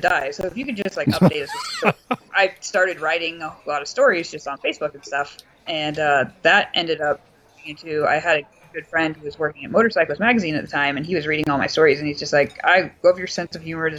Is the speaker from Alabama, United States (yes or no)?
no; Los Angeles, California, United States; growing up in Los Angeles